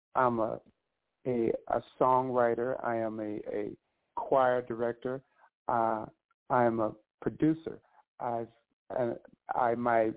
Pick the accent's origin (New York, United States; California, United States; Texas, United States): California, United States; Victorville; I am originally from Victorville, California